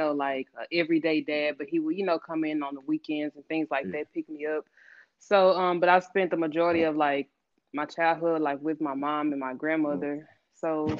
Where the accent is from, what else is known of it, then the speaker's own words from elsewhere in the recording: Dallas, Texas, United States; I was born and raised in South Dallas